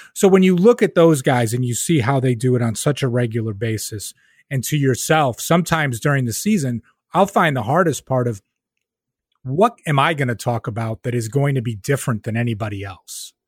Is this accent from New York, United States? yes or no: yes; Rochester, New York, United States; moved away as an adult; now in Albany area, United States; I'm from Rochester, New York, right? So growing up in Rochester